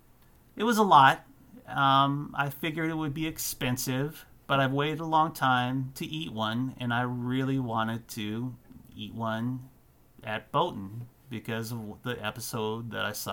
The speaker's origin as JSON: {"language": "English", "country": "United States", "said": "I'm an American"}